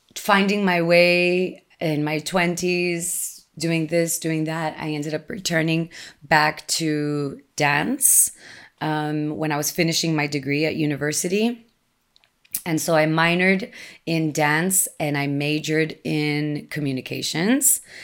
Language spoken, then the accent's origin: English; Texas, United States; English is a second language; moved away as an adult; also born or lived in Austin, Texas; I was living in my hometown on the border, and this was after I had already moved away and lived in Austin, Texas for some time